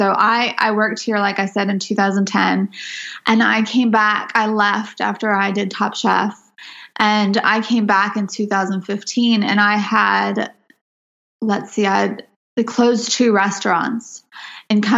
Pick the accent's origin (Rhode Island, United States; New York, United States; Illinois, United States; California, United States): California, United States; Southern California Mojave Desert, United States; moved away; growing up in the Southern California Mojave Desert